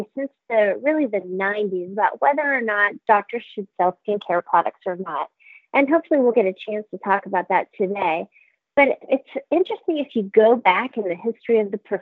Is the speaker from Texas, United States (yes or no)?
yes; Texas, United States; I'm from Texas, we grew up wearing a lot of makeup